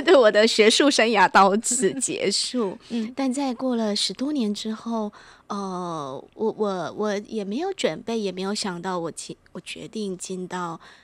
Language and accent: Chinese; Taiwan; 我们台湾人或者是关于华人世界里面更深层的东西